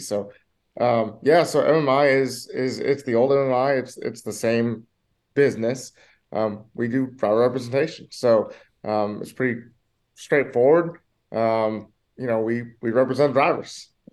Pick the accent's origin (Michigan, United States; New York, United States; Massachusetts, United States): Michigan, United States; I grew up in Michigan